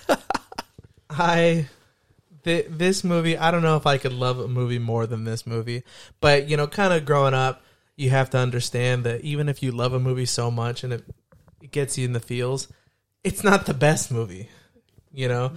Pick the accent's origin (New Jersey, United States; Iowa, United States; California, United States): California, United States; Hayward; growing up in Hayward